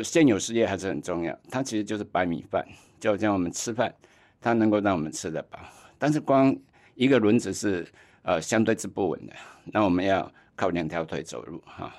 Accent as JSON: {"language": "Chinese", "region": "Tainan", "country": "Taiwan", "tie": "born or raised there", "also_born_or_lived": "Taipei", "moved": "yes", "said": "我老家在台南"}